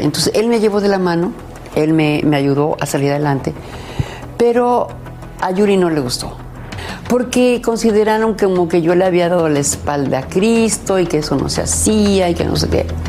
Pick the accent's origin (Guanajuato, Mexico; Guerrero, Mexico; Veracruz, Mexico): Guanajuato, Mexico; León; soy de León, Guanajuato